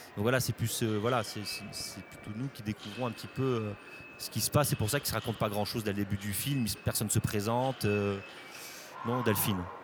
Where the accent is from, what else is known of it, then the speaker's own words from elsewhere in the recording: Corsica, France; je suis né en Corse, j'ai grandi en Corse, j'y suis parti pour, mon, travail, mais j'y vis toujours